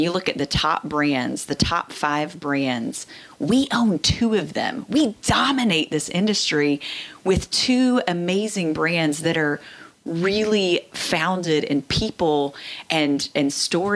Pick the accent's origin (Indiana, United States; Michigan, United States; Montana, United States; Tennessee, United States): Tennessee, United States; I grew up again in Tennessee